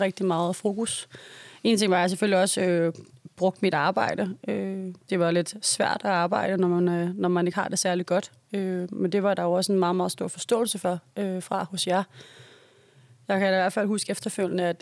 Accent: Copenhagen, Capital Region of Denmark, Denmark

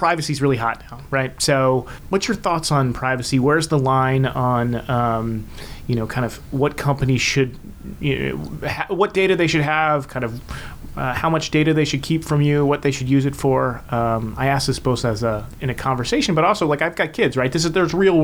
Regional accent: Washington, District of Columbia, United States; I'm a native Washingtonian and there's only 10 of us here

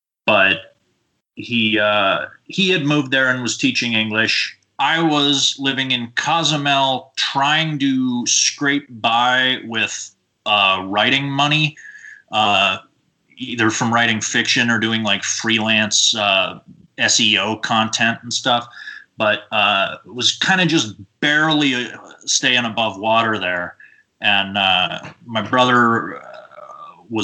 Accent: Boise, Idaho, United States; also born or lived in Los Angeles / Austin / Kissimmee; At this point, I am actually just moved into an apartment today in Boise, Idaho, which is mostly where I grew up. I was born in Los Angeles, and I've lived really all over the place.

